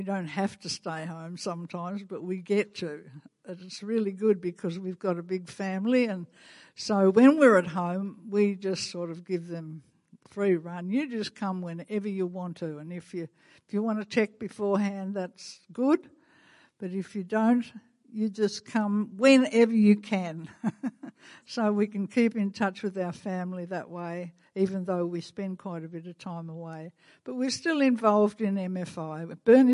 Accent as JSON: {"language": "English", "country": "Australia", "accent": "Australian", "said": "my Canadian accent, not my Australian accent"}